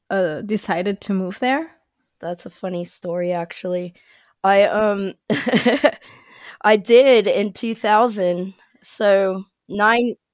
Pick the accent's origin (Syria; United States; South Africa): United States; Ohio; moved away as an adult; now in Birmingham, United Kingdom; I'm originally from a very small town in Ohio. It's like an hour north of Cincinnati. And now I live in Birmingham, England.